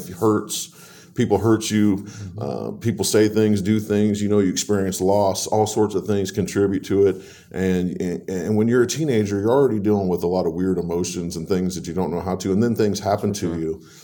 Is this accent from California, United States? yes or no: no; Warsaw, Indiana, United States; also born or lived in Leesburg, Indiana; I'm a lifelong resident of this area. I was born in Leesburg, Indiana, moved to Warsaw when I was about 10, went to Lincoln Elementary, then went to both of the middle schools